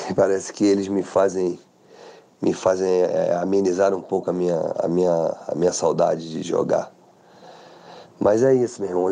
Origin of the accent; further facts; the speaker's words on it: Brazil; Eu como brasileiro